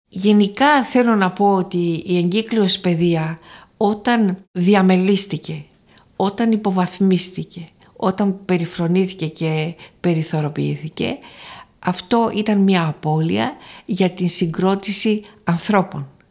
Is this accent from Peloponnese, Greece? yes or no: no; Thessaloniki, Central Macedonia, Greece; also born or lived in Paris, France; Γεννήθηκα στη Θεσσαλονίκη